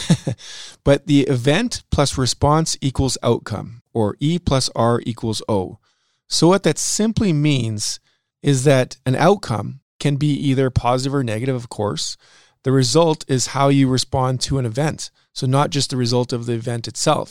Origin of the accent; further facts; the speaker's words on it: Saskatchewan, Canada; we're both from Saskatchewan